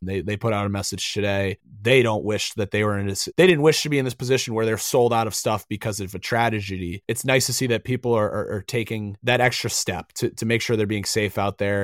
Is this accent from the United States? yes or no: yes; North Conway, New Hampshire, United States; Growing up in North Conway, about an hour and a half from Lewiston, played at the Lewiston Coliseum all the time as a kid.